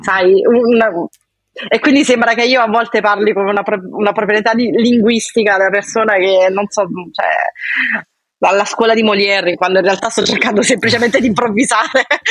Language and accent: Italian; Piano di Sorrento, Campania, Italy; moved away as an adult; also born or lived in Lausanne, Switzerland; now in Paris, France; vengo da Sorrento, più precisamente Piano di Sorrento